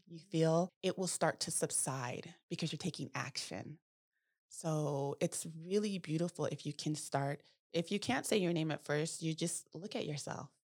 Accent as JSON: {"language": "English", "town": "Manteca", "region": "California", "country": "United States", "tie": "born or raised there", "said": "I grew up in Manteca"}